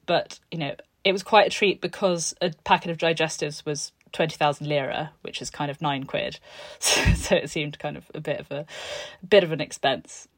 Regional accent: Tuscany, Italy; also born or lived in London; now in Florence, Italy; I grew up in this, um, in this farmhouse on a beautiful hill in Tuscany between Siena and Montalcino

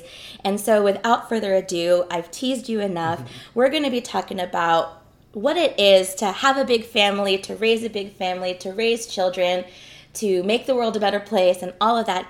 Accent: New York, United States; now in Southern California, United States; I grew up in New York. And now that I live in Southern California

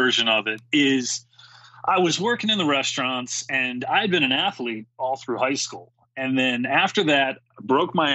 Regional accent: Maryland, United States; I'm from the Maryland area

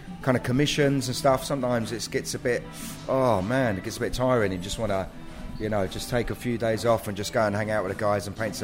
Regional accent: London, United Kingdom; I'm from South London, so I have got a bit of a twang

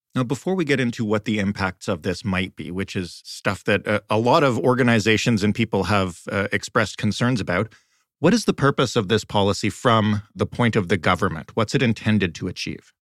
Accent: Montreal, Quebec, Canada; first language English; also born or lived in Eastern Townships; I'm an Anglophone. I was born in Montreal. My family is from the Eastern Townships.

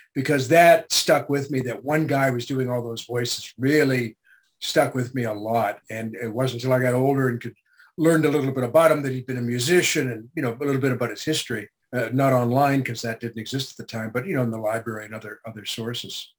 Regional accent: Canada; I was born in Canada

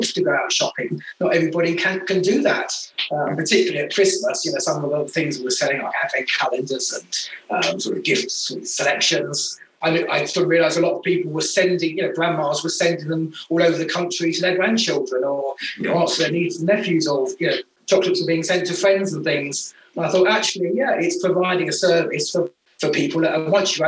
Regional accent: United Kingdom; being a Brit

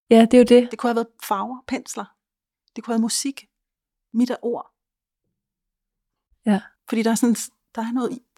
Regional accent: Helsingør, Capital Region of Denmark, Denmark; Og jeg, jeg, jeg flygtede jo selv fra Helsingen, fordi det var det der miljø.

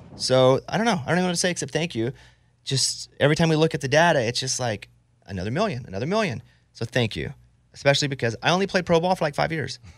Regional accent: Arkansas, United States; I'm from Arkansas

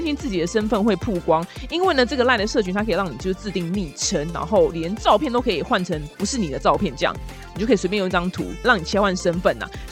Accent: Taiwan; 我台湾人

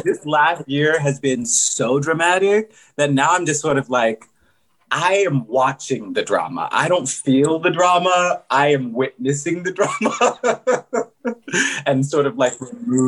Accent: Silver Spring, Maryland, United States; moved away as an adult; I grew up in Silver Spring, Maryland, like right outside of DC.

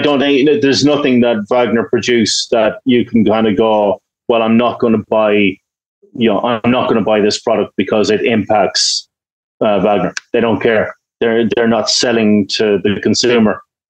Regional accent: Ireland; I'm Irish, we have a long history of peacekeeping and stuff like

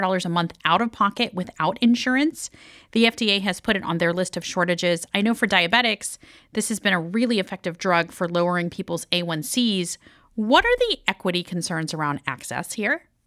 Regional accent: Miami, Florida, United States; I've been hosting from my hometown of Miami for much of the last few weeks

